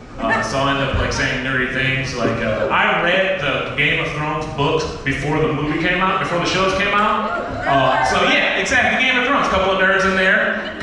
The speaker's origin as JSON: {"language": "English", "region": "Ohio", "country": "United States", "said": "I have nothing against immigrants. I love immigrants. I'm an immigrant from Ohio."}